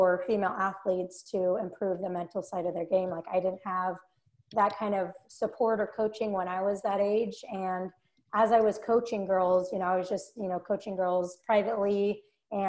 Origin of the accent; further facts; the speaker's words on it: Salt Lake City, Utah, United States; grew up in Salt Lake City, Utah